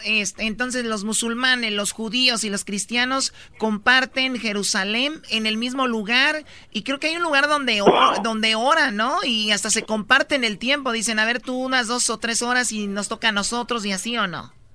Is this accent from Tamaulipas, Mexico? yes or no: no; Tepatitlán, Jalisco, Mexico; yo soy de Tepatitlán y ahí está el Señor de la Misericordia